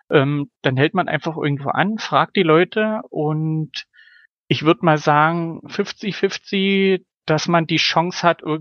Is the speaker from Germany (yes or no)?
yes; Germany; moved away; Also ich, ich kenne das noch aus meiner Jugend in Deutschland, dass das eine Möglichkeit war, aber mittlerweile halt nicht mehr.